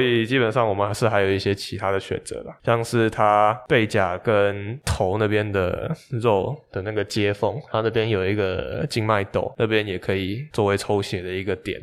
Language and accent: Chinese; Taipei, Taiwan; 我是台北人